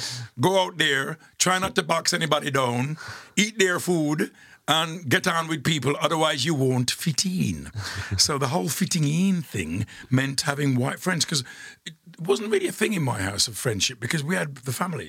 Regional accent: Dudley, West Midlands, United Kingdom; being a teenager and growing up in Dudley

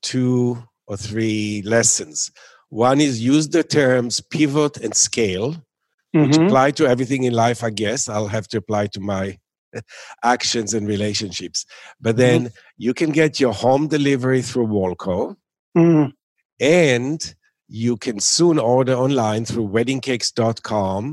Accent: Tel Aviv, Tel Aviv District, Israel; now in New York, United States; I grew up in Tel Aviv

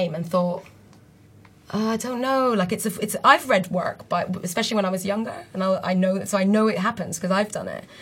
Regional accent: Beirut, Beirut Governorate, Lebanon; moved away as an adult; I grew up in Beirut until I was about 18

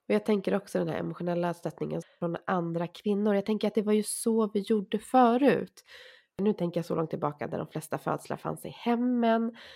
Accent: Sweden; fast jag är så svensk man bara kan

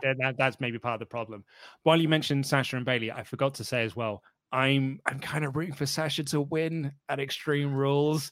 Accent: United Kingdom; I'm British

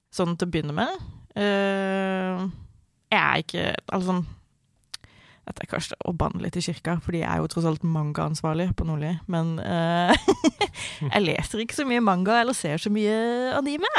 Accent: Sørlandet, Southern Norway, Norway; now in Oslo, Norway; Jeg vokste opp på, på Sørlandet.

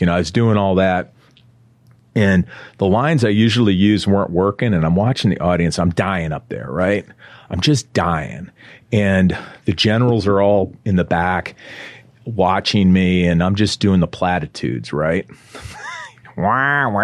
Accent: Iowa, United States; I'm from Iowa

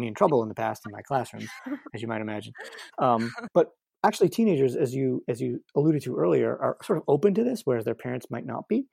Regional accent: United States

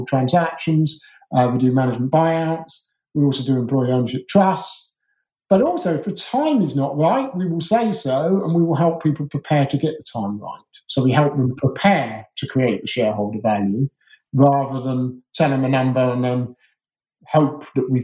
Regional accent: Surrey, South East England, United Kingdom; I grew up as a posh Surrey schoolboy

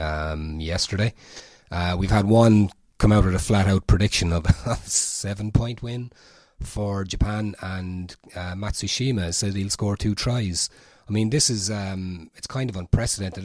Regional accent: Portlaoise, Ireland; I'm from Port Leash

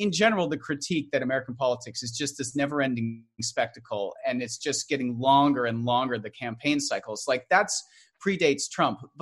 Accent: Canada; I'm Canadian

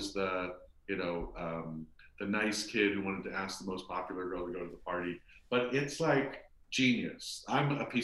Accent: Los Angeles, California, United States; I grew up in Hollywood, and we used to go down to Hollywood Boulevard and sneak into the movie theaters

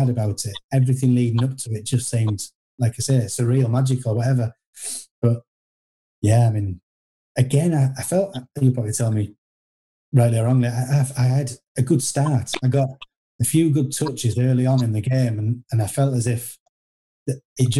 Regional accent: York, Yorkshire and the Humber, United Kingdom; York City, they're my hometown team

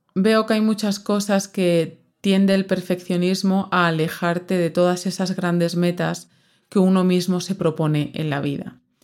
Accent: southern Extremadura, Spain; moved away; yo soy del sur de Extremadura, muy al sur, de hecho estoy como a una hora, hora y cuarto de Sevilla

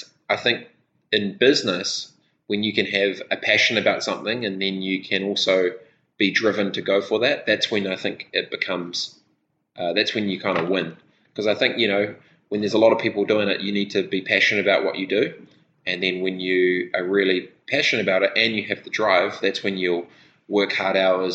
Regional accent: Christchurch, Canterbury, New Zealand; born or raised there; also born or lived in Dargaville, New Zealand / Fiji

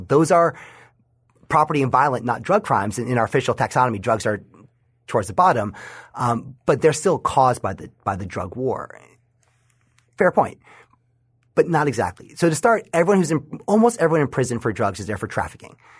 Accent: New York, United States; my home state of New York

